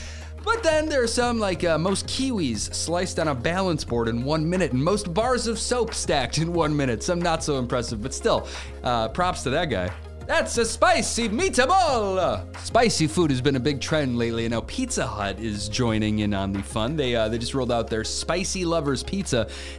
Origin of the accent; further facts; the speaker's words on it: Highland, Indiana, United States; I grew up in Highland, Indiana